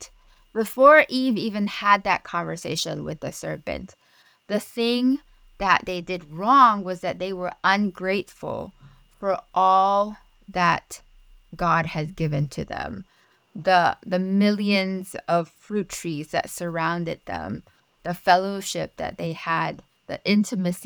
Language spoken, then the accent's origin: English; Malaysia; first language Mandarin; English is a second language; now in Pittsburgh, United States; Mandarin is my first language. I am originally from Malaysia